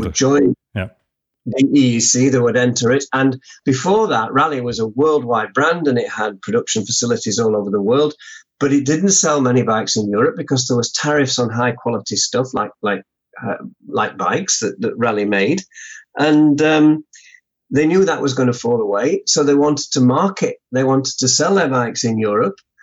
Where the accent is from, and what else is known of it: United Kingdom